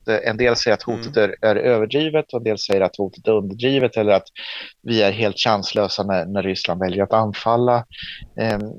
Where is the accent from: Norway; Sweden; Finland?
Finland; Åland; Men som ålänning och som svensk och som finländare så måste